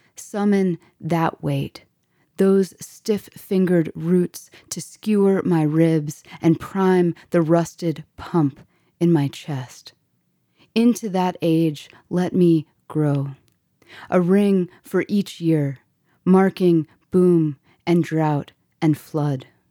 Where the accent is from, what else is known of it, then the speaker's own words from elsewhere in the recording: Florida, United States; growing up in Florida